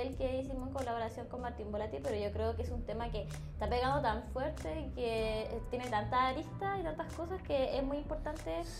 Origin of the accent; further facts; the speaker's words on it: Coquimbo, Chile; moved away as an adult; now in Santiago, Chile; soy de la región de Coquimbo